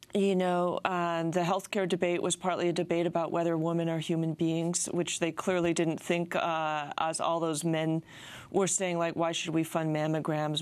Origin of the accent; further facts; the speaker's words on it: California, United States; speaking as a Californian